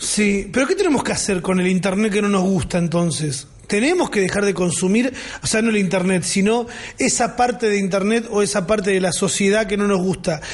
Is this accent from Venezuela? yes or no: no; Argentina; Yo también nací en una casa con manchas de humedad, con goteras, con y no siento que eso me represente como argentino